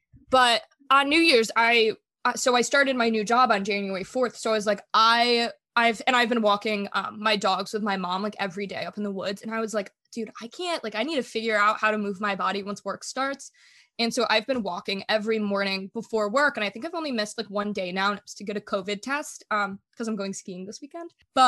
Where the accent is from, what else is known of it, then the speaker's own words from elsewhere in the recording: Germany; I grew up moving a lot. I grew up in Germany, and my dad worked for the government. So we moved normally, it's like every 3 years